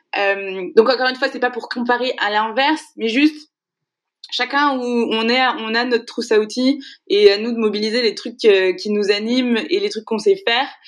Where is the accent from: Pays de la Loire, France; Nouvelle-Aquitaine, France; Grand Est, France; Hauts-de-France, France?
Pays de la Loire, France; Segré; je suis originaire de Segré, une petite ville dans le Maine-et-Loire. Je le dis tout le temps parce que j'estime que c'est là que je suis née